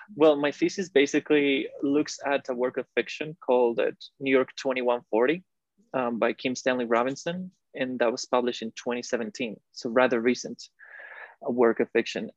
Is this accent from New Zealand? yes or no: no; Costa Rica; moved away as an adult; also born or lived in Illinois / Helsinki; I'm from Costa Rica, uh, born and raised in there